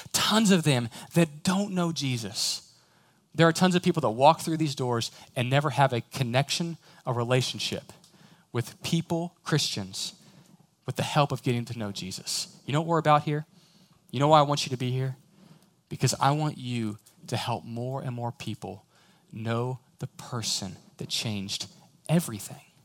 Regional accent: Houston, Texas, United States; I'm from Houston

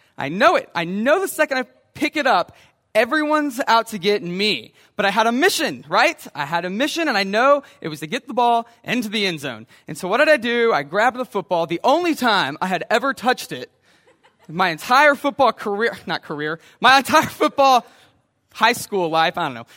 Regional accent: Brenham, Texas, United States; when I grew up in Brenham

